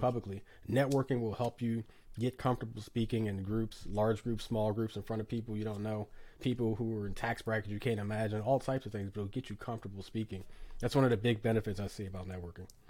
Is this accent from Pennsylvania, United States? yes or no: yes; Philadelphia, Pennsylvania, United States; it's my hometown. Listen, I love Philly